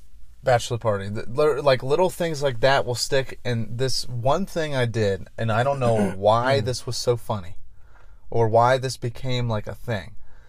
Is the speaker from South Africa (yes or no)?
no; Scotland, United Kingdom; something about the word frites, like as a Scottish person.